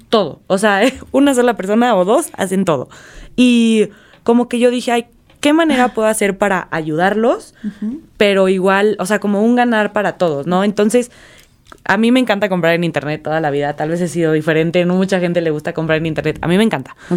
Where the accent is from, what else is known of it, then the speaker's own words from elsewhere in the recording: Mexico; nosotros como mexicanos